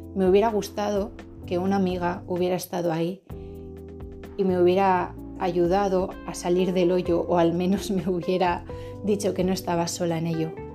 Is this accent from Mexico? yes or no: no; Basque Country, Spain; Yo provengo del País Vasco, de Euskadi